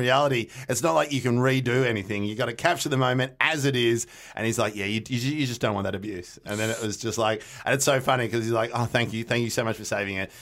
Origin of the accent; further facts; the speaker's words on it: Melbourne, Victoria, Australia; we grew up in North Carlton